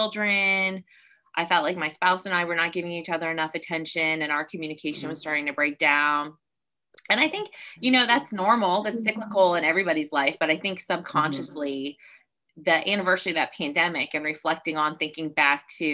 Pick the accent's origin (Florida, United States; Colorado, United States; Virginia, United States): Virginia, United States; I grew up in Virginia